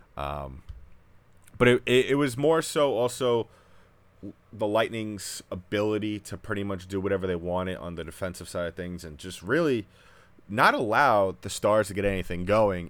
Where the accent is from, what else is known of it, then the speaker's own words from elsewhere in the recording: New York, United States; I grew up in New York